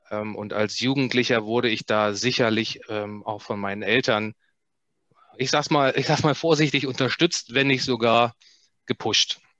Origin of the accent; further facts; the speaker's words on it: Germany; ich bin in der, in der DDR aufgewachsen